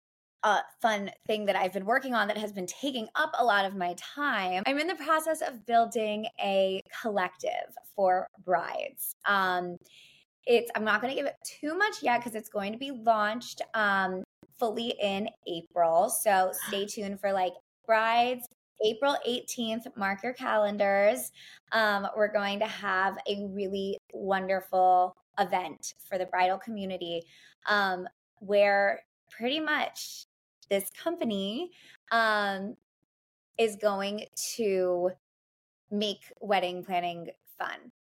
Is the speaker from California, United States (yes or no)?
no; New York, United States; Like when I hired a planner, I knew like as a New Yorker